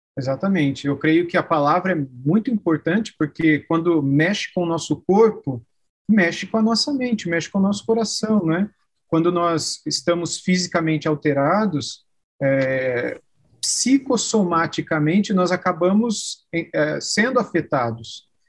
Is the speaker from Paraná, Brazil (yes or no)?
no; Araraquara, São Paulo, Brazil; Eu sou do estado de São Paulo, numa cidade